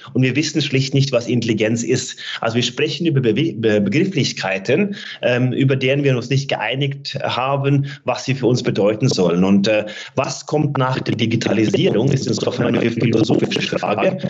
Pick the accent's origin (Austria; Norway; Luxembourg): Norway; moved away; meiner Heimat Norwegen